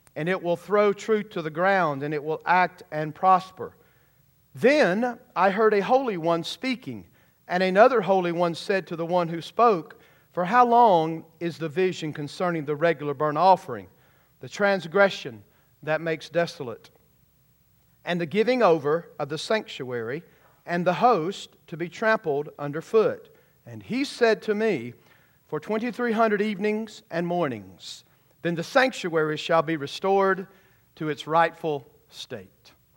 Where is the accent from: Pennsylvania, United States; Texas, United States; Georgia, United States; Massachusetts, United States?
Georgia, United States; When I was a kid growing up in Georgia